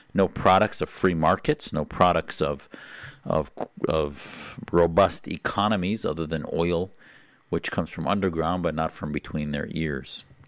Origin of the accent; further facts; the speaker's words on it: United States; as an American